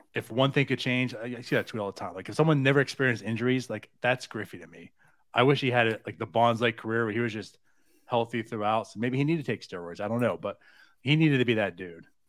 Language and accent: English; New Castle, Pennsylvania, United States; also born or lived in New Jersey; I was born in Jersey. I moved here when I was seven. And, well, I say here in Pittsburgh, um, area